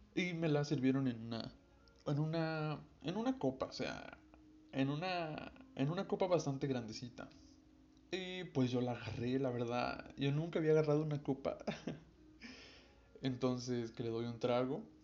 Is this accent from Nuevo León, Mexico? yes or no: no; Veracruz, Mexico; soy de Veracruz y tengo 18 años.